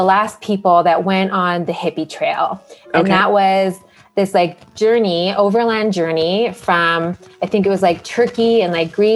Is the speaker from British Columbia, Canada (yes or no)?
yes; Richmond, British Columbia, Canada; moved away as an adult; also born or lived in Vancouver / Victoria / Toronto; now in India; I was born in Vancouver and like actually grew up mostly in Richmond